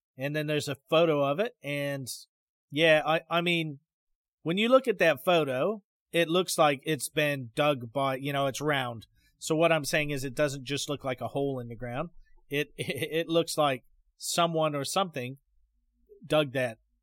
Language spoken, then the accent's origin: English; Pacific Northwest, United States; moved away; where I grew up in the Pacific Northwest